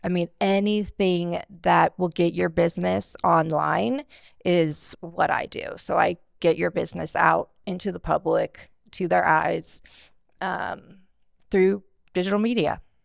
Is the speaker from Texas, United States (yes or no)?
no; Bakersfield, California, United States; I'm born and raised in Bakersfield, uh, went to Stockdale High School